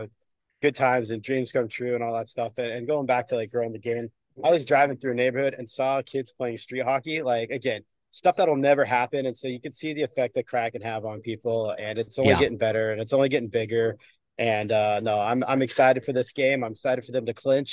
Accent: Seattle, Washington, United States; I was on, you know, pretty competitive travel teams, and we'd go and be like, hey, we're from Seattle.

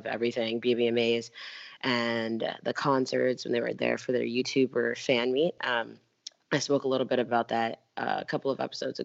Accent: Atlanta, Georgia, United States; I'm actually from Atlanta, Georgia

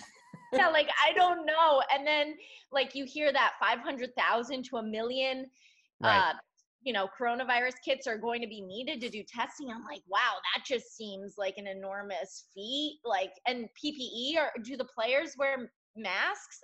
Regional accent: Connecticut, United States; moved away; I'm from Connecticut

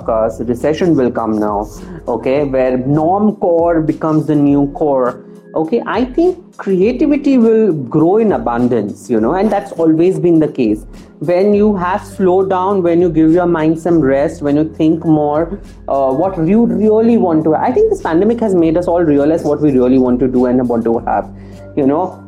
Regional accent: India; as Indian panorama

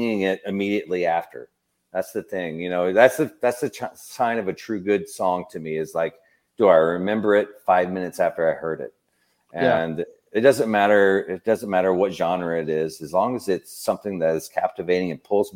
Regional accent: Tennessee, United States; I grew up in Tennessee

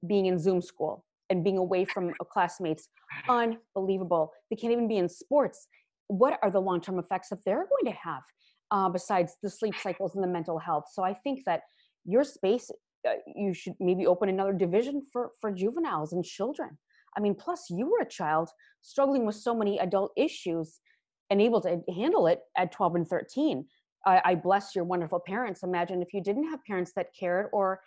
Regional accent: Minnesota and Wisconsin, Midwest, United States; I grew up in Minnesota and Wisconsin, and I went to the University of Minnesota

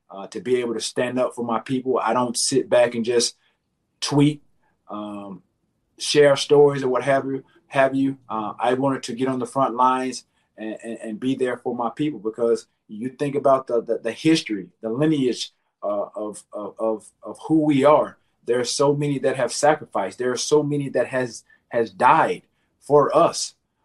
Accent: the South, United States; growing up in the South

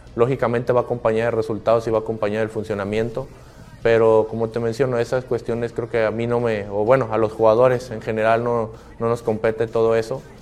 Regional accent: Mexico; como mexicanos

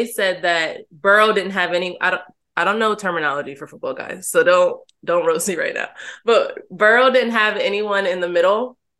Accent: New Jersey, United States; moved away; I'm from Jersey, closer to Philadelphia than New York.

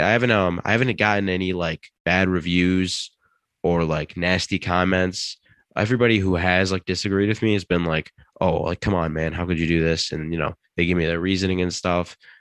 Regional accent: Detroit, Michigan, United States; now in East Lansing, United States; I'm from the Metro Detroit area. I'm currently in East Lansing

